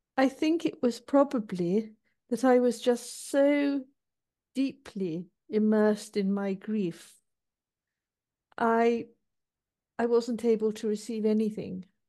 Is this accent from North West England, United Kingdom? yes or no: yes; Manchester, North West England, United Kingdom; I was born in Manchester, which is a city in the north of England. And um, as a child, my parents used to go to the local parish church